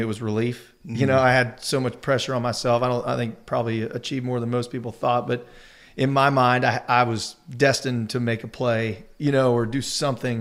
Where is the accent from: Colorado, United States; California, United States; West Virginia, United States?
West Virginia, United States; Charleston; growing up in Charleston, going to Mountaineer games